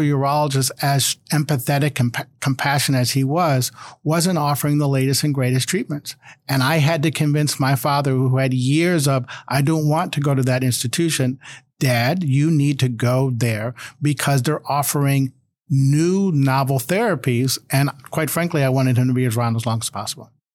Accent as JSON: {"language": "English", "town": "Cleveland", "region": "Ohio", "country": "United States", "tie": "born or raised there", "moved": "yes", "lives_now": "Virginia, United States", "said": "I grew up in Cleveland"}